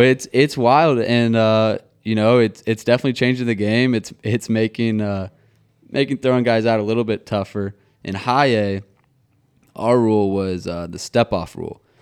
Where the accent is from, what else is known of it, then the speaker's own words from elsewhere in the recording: Nashville, Tennessee, United States; also born or lived in Atlanta; growing up in Nashville